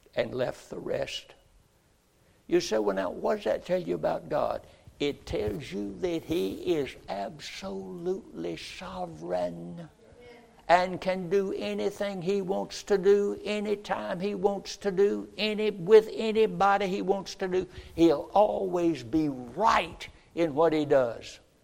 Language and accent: English; Roxboro, North Carolina, United States; moved away as an adult; I grew up, first 20 years of my life, in Roxboro, North Carolina, and I was born on High Street